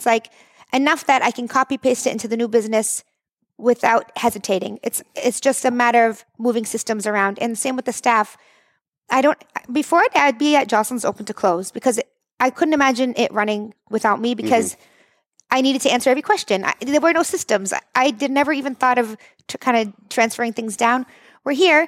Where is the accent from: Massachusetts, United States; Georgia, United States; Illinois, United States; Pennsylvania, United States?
Massachusetts, United States; the Valley; I grew up in the Valley, born and raised.